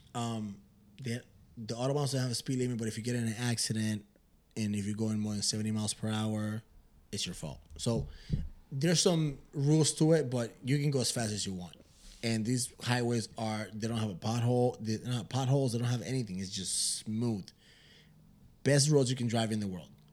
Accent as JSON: {"language": "English", "region": "Michigan", "country": "United States", "said": "we're pendejos from Michigan"}